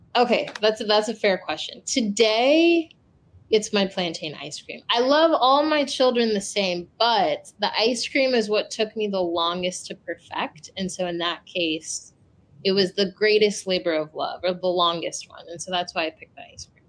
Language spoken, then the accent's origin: English; United States; I'm from Ghana. Um, I'm West African, but I was born and raised here in the States